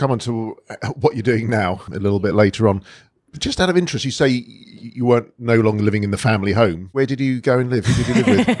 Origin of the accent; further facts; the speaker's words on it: London, United Kingdom; I'm a northwest London boy myself